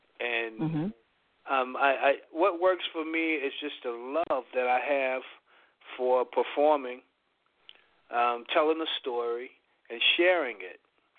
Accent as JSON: {"language": "English", "town": "Fort Hood", "region": "Texas", "country": "United States", "tie": "born or raised there", "said": "I grew up out in Texas, Fort Hood, Texas."}